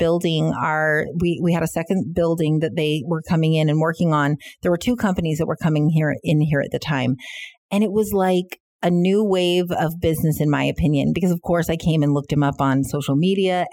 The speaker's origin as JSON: {"language": "English", "country": "United States", "moved": "yes", "lives_now": "Canada", "said": "being an American and not living and growing up in Canada, I don't have the roots here"}